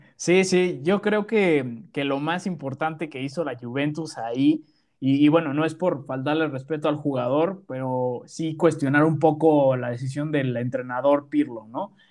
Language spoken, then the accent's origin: Spanish; Mexico; nosotros somos de México